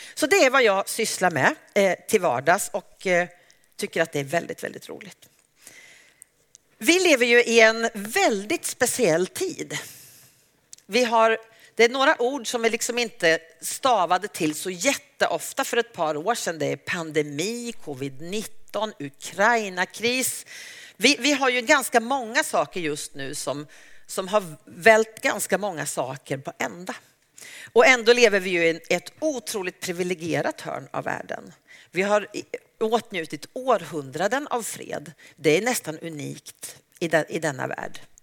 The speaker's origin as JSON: {"language": "Swedish", "town": "Uppsala", "region": "Uppsala County", "country": "Sweden", "said": "jag är en, missionär från Uppsala"}